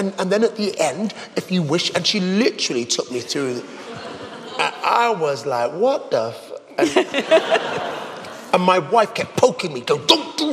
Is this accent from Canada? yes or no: no; England, United Kingdom; as an Englishman